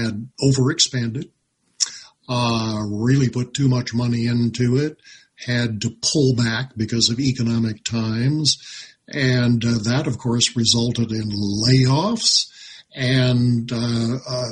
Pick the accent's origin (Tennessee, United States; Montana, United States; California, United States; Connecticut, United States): Montana, United States; Libby; I grew up in Libby, so as a high schooler